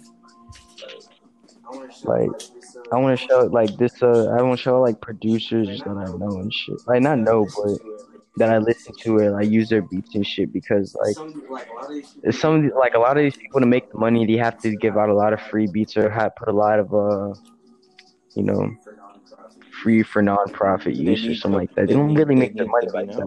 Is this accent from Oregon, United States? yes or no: no; Florida, United States; I'm from Florida, bro. I'm repping my Florida